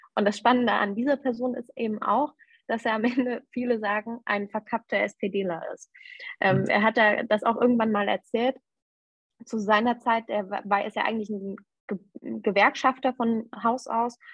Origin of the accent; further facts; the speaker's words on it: Erfurt, Thuringia, Germany; also born or lived in Weimar; Ich bin in Weimar geboren Okay. Und ähm, habe aber zeitlebens dann in Erfurt gewohnt.